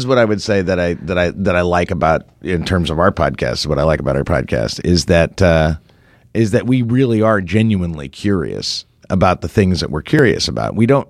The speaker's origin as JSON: {"language": "English", "country": "Ireland", "said": "I'm Irish."}